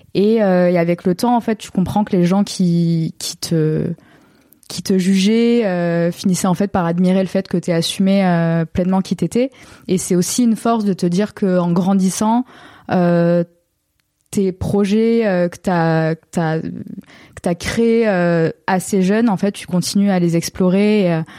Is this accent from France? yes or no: yes; Baillargues, Occitania, France; moved away as an adult; now in Marseille, France; born and raised euh, in Montpellier, plus précisément dans un petit village à côté, à 10 minutes, qui s'appelle Bayargues